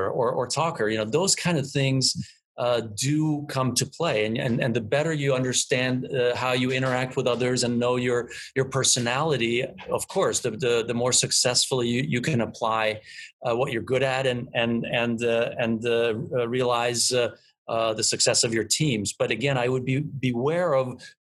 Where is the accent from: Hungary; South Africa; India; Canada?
Hungary; Budapest; moved away; I am originally from Budapest